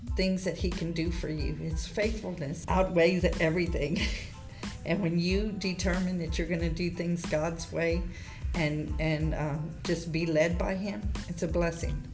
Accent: Victoria, Texas, United States; moved away as an adult; now in Goliad, United States; we're from Victoria.

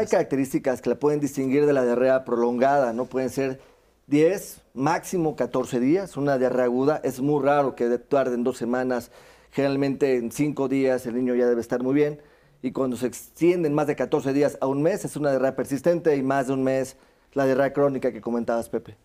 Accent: Veracruz, Mexico; moved away; yo soy veracruzano

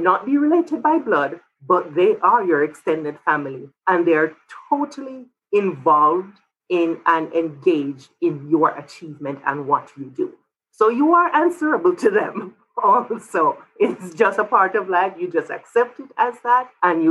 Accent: Jamaica; moved away as an adult; also born or lived in Florida; now in New Mexico, United States; I'm originally from Jamaica. I grew up there, went to college there, but I did grad school in Florida

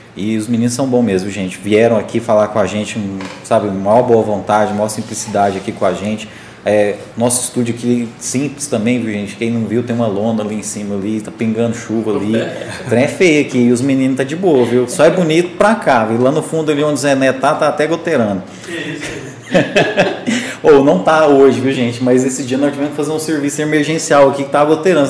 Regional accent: Morrinhos, Goiás, Brazil; cresci em Morrinhos

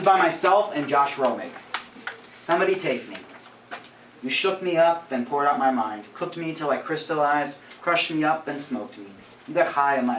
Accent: Madison, Ohio, United States; I grew up in Madison, so I spent most of my childhood working in all those bars

